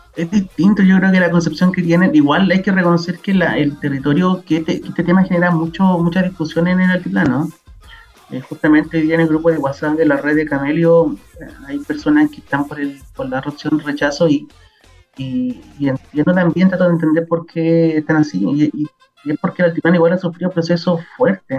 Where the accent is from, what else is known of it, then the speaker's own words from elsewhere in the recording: northern Chile, Chile; Nosotros pasamos a ser Chile hace, no, hace mucho, o después de la guerra pacífica